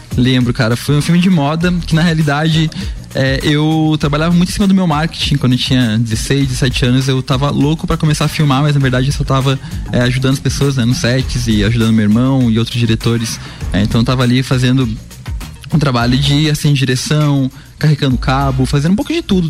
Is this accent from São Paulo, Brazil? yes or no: no; Curitiba, Paraná, Brazil; eu cresci em Curitiba, que é uma cidade com muito incentivo à cultura